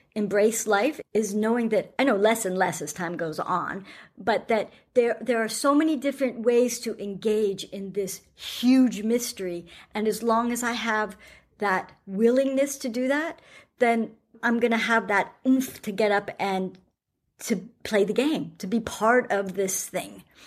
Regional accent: United States; now in New Zealand; being American and living in New Zealand

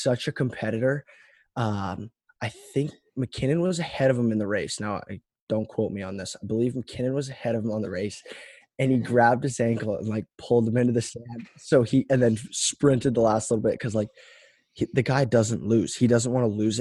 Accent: Canada; being a Canadian hockey player

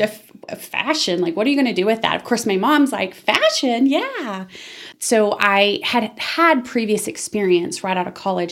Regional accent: Amarillo, Texas, United States; moved away as an adult; also born or lived in Dallas Fort Worth area, Texas / Denton, Texas; I was born and raised in Amarillo

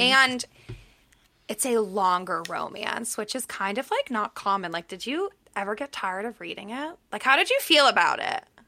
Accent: Pittsburgh, Pennsylvania, United States; moved away; I'm from Pittsburgh

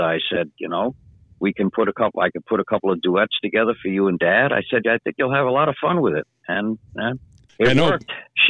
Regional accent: Franklin Square, New York, United States; born or raised there

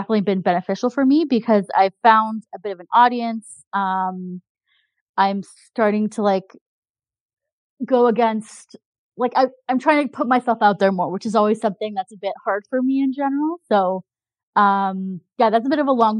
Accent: Canada; I'm Canadian

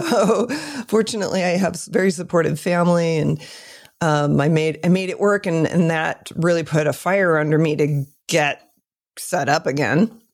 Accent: Michigan, United States; moved away; also born or lived in California; lived in Michigan for a long time.

